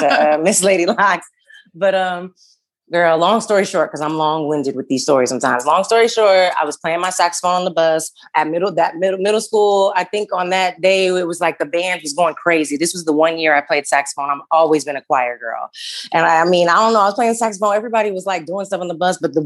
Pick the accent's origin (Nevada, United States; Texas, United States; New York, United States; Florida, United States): Nevada, United States; Las Vegas; I'm from Las Vegas